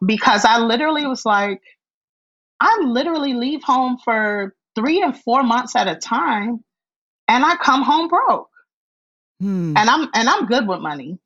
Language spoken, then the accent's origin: English; Miami, Florida, United States; i was born and raised in Miami